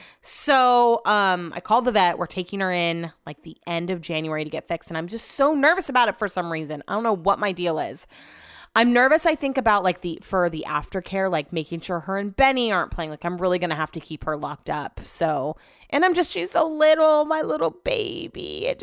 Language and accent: English; Utah, United States; I'm from Utah.